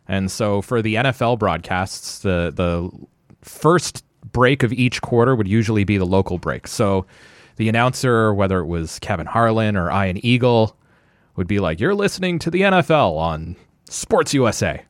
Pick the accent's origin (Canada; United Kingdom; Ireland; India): Canada; Ottawa, Ontario; Born and raised in Orleans